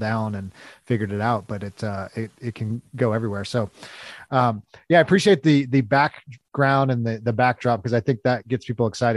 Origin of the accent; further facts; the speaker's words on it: California, United States; now in Missouri, United States; I'm actually originally from California